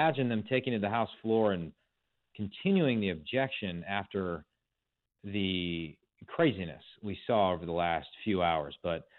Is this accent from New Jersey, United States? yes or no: no; Wisconsin, United States; my home state of Wisconsin